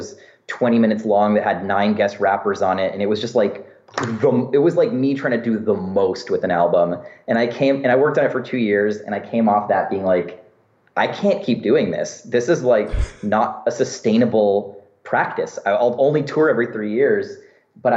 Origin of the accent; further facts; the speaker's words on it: San Francisco, California, United States; my experience growing up in San Francisco